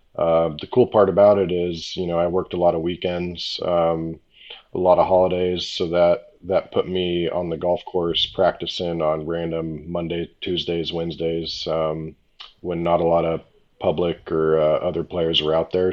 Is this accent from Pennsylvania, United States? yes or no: no; La Quinta, California, United States; It was an e-golf event back in my hometown in um, La Quinta, California